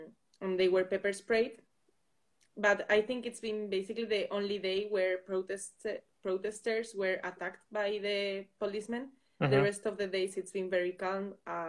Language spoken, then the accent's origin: English; Basque Country, Spain; English is a second language; I am from the Basque Country, and I am a Euroculture student.